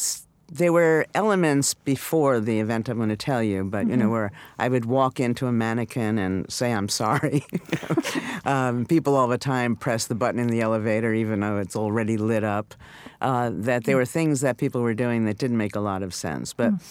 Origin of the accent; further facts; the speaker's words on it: New York, United States; New York.